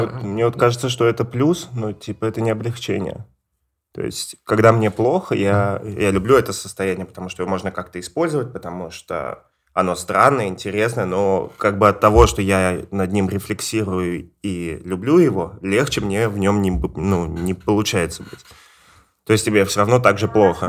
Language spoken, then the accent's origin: Russian; Ivanovo, Ivanovo Oblast, Russia; у меня Иваново